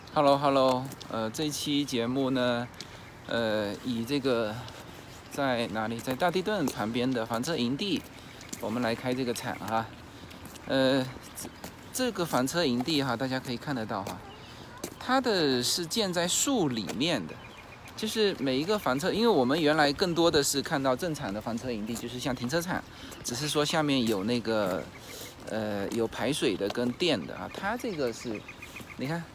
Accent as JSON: {"language": "Chinese", "country": "China", "said": "我们中国人很少这样子"}